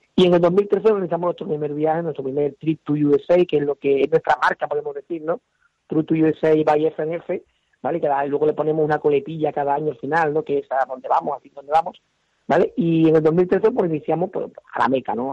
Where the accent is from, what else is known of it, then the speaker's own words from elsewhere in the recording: Huelva, Andalusia, Spain; somos del sur, yo soy de Huelva